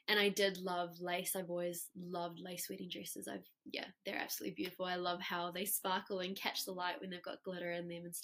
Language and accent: English; South Africa; now in New Zealand; We grew up together in South Africa